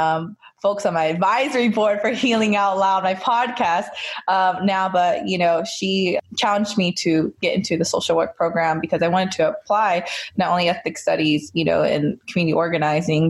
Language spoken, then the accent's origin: English; North Carolina, United States; moved away as an adult; also born or lived in Northern California; now in Los Angeles, United States; I grew up in North Carolina